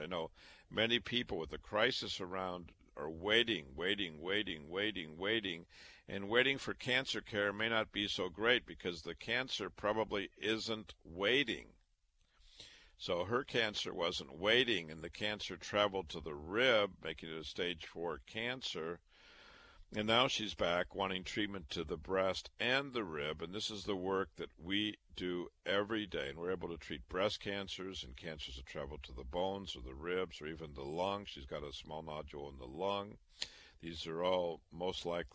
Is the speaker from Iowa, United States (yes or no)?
yes; Waterloo, Iowa, United States; moved away; also born or lived in Chicago; I was born and raised in Waterloo, Iowa.